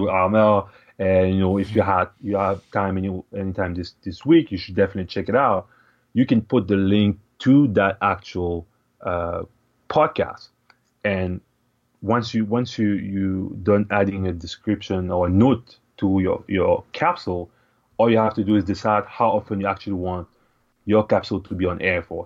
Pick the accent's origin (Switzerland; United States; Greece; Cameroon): Cameroon; moved away as an adult; also born or lived in Ottawa, Canada; now in Canada; I was born and raised in Cameroon, which is, uh, in Central Africa